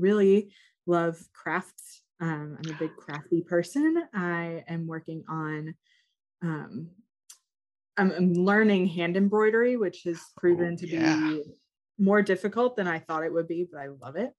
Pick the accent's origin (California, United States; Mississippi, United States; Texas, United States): Mississippi, United States; moved away as an adult; also born or lived in Kalamazoo, Michigan; now in Louisville, United States; I was born and raised in Mississippi